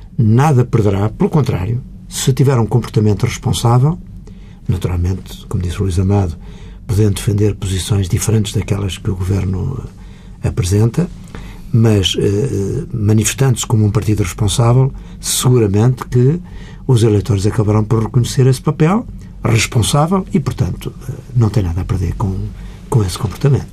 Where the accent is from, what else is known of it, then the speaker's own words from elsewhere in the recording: Beira Baixa, Portugal; eu sou oriundo de uma aldeia da Beira Baixa